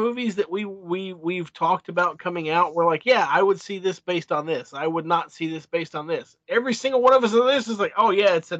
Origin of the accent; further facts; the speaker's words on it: Lebanon, Kentucky, United States; now in Lexington, United States; I grew up in Lebanon, Kentucky, where the nearest theater was 35